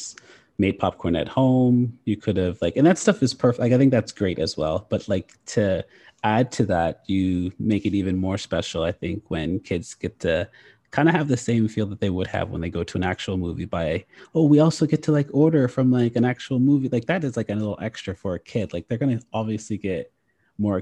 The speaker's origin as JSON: {"language": "English", "country": "Canada", "moved": "yes", "said": "I was from Canada"}